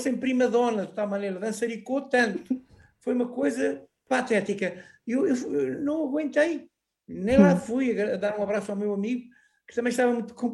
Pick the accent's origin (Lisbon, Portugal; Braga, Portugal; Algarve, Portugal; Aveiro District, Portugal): Aveiro District, Portugal; Anadia; Foi aqui na minha terra onde eu vivo, na Anadia